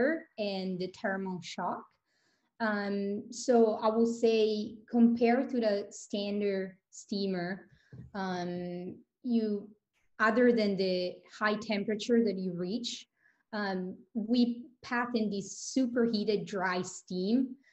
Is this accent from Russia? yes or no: no; Vicenza, Veneto, Italy; English is a second language; moved away as an adult; also born or lived in Boston, United States; now in Palo Alto, United States; born and raised in Italy in the northern part called Vicenza, so near Venice